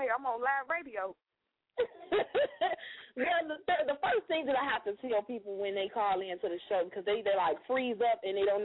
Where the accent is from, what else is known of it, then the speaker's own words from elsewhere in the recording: Chicago, Illinois, United States; now in Michigan, United States; Um, I'm originally from Chicago, live in Michigan.